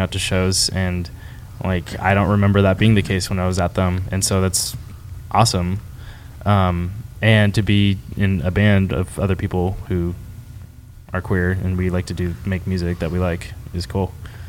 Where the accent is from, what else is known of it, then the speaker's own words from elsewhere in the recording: Sonoma County, California, United States; moved away; I am from Sonoma County